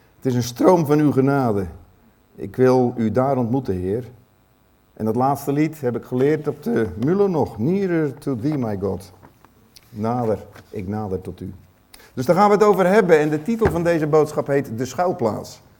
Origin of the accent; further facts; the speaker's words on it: Netherlands; ons als Nederlanders